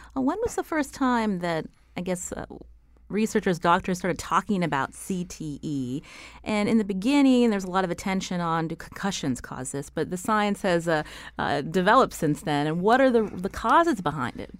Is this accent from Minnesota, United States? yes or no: no; Pittsburgh, Pennsylvania, United States; I, I come from Pittsburgh